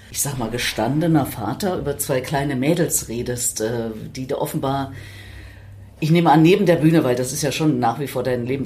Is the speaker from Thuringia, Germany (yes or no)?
yes; Erfurt, Thuringia, Germany; Und naja, in meiner Heimatstadt, den habe ich übrigens persönlich begrüßt.